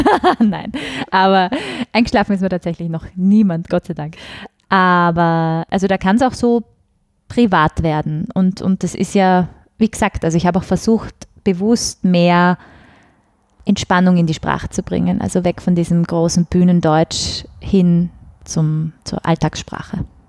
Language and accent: German; Vienna, Austria; accent: Wienerisch; mit Wienerisch